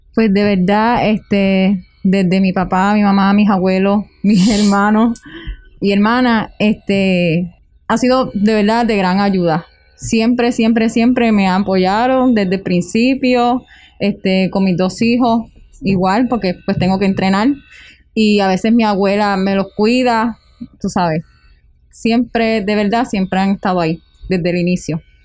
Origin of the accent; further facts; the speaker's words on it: Utuado, Puerto Rico; soy de aquí, en mi pueblo, yo me siento súper orgullosa de Utuado